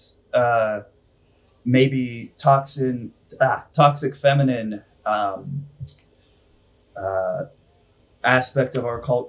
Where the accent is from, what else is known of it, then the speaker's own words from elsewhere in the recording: India; growing up in India